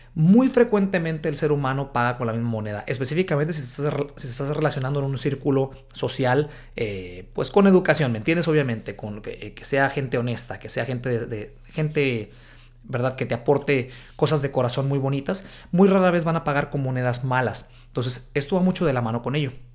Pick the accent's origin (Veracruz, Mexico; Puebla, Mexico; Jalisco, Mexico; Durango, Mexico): Jalisco, Mexico; Guadalajara; moved away as an adult; now in United States; Guadalajara, Jalisco, México, de donde soy yo.